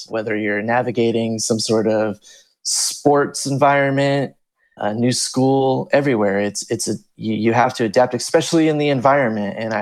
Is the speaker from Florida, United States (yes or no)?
yes; Volusia County, Florida, United States; also born or lived in California; now in Hawaii, United States; I grew up in Volusia County, Florida.